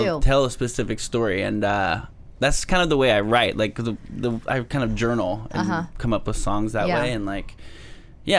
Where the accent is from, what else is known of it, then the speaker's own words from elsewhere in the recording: Georgia, United States; I'm from Georgia.